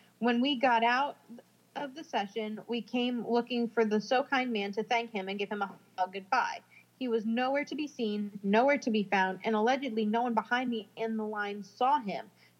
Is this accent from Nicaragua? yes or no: no; Brazil; As a matter of fact, I'm from Brazil, and it's a very religious country, so I grew up Catholic, respecting and helping older people and others, helping with the chores and so on.